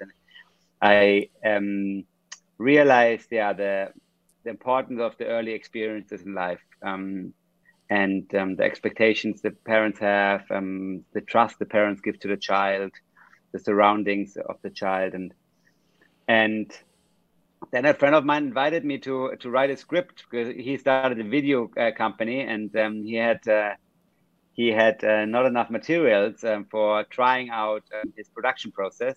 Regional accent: Munich, Bavaria, Germany; I was raised in Munich, um, in Germany

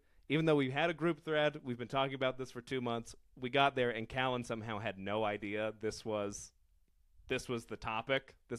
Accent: Colorado Springs, Colorado, United States; I'm from Colorado Springs.

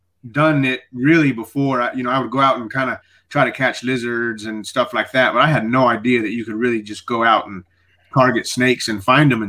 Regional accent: Midland, Texas, United States; also born or lived in El Paso, Texas; I grew up in another place about 4 hours away called Midland, Texas

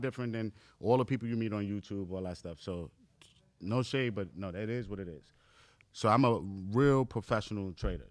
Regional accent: New York City, New York, United States; me growing up in Far Rockaway, Queens, in New York

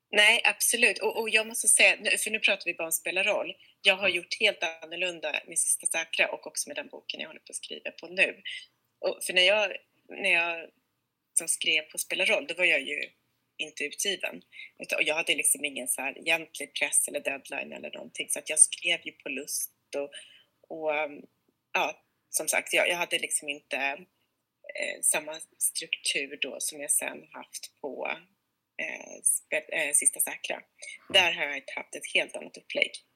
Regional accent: Sweden; now in Stockholm, Sweden; jag är själv svensk-amerikan, men uppvuxen i Sverige

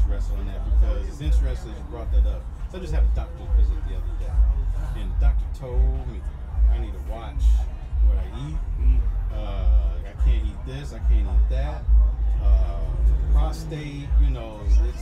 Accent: Chicago, Illinois, United States; I'm from Chicago

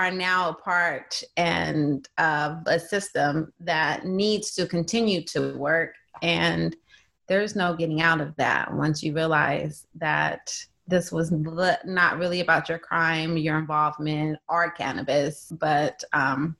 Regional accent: California, United States; I'm from California. I never left California

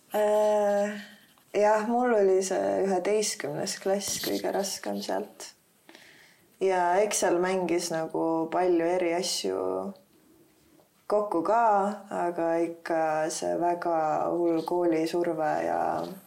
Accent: Tallinn, Harju County, Estonia; also born or lived in South Estonia; ma olen kasvanud siin Tallinnas üles

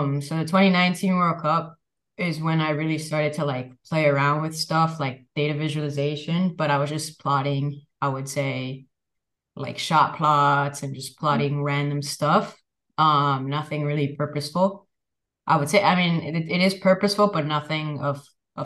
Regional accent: Miami, Florida, United States; where I grew up in Miami, Florida

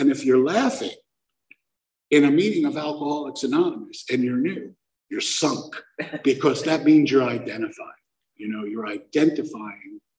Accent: Brooklyn, New York, United States; I'm from Brooklyn. We don't do gnarly things.

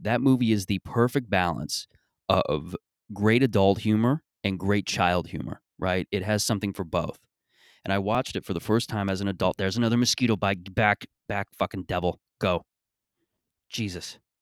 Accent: Mississauga, Ontario, Canada; when I was growing up in Mississauga and growing up in, in this area

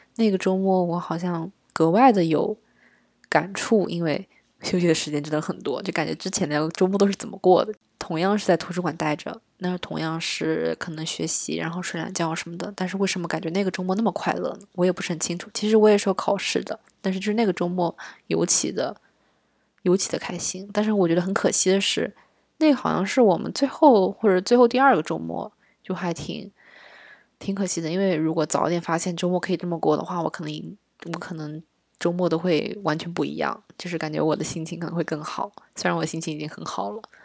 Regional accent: southern China, China; 我在南方长大的嘛

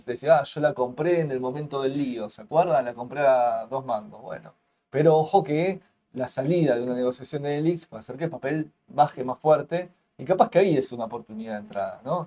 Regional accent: Argentina; como argentinos

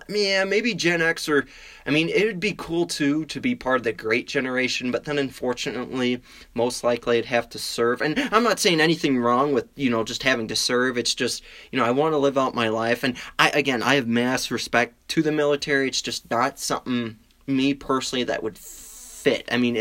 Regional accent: Wisconsin, United States; I mean, I'm from Wisconsin. That's what we do. We drink.

